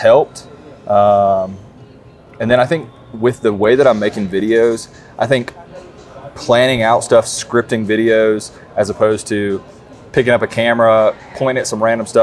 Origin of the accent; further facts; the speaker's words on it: South Carolina, United States; I am from South Carolina